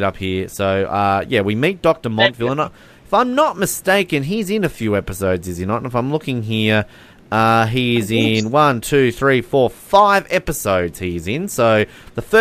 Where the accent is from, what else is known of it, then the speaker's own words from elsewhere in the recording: Australia; I'm Australian